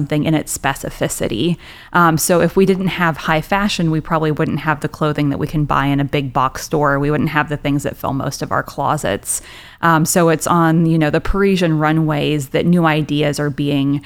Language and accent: English; Lenora, Kansas, United States; moved away; I grew up on a farm in rural western Kansas.